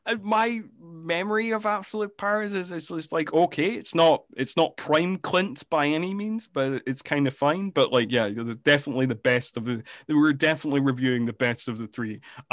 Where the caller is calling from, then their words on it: Scotland, United Kingdom; I mean, I'm recording from Scotland, the home of the deep fried Mars bar.